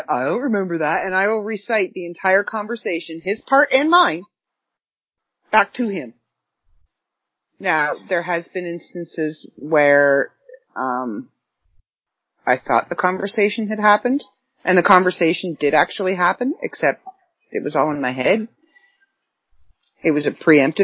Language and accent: English; Canada; accent: Canadian; my Canadian accent